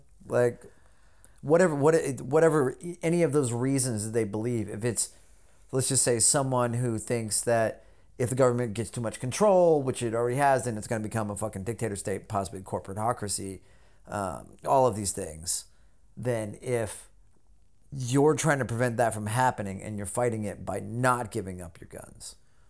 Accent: the South, United States; I grew up in the South, out in the country and everything.

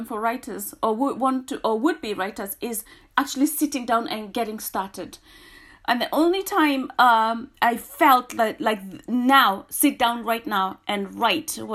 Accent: Kenya; now in United Kingdom; me being Kenyan

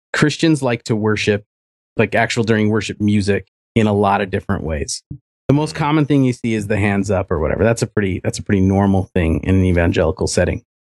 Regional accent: Utah, United States; also born or lived in Germany; I'm from Utah. I was an Air Force brat, so I was born in Germany, and I was there for 7 years

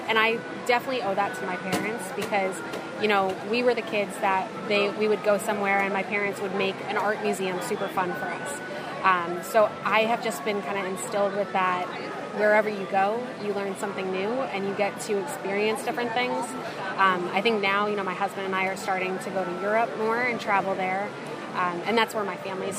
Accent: New Jersey, United States; moved away; we're from New Jersey originally

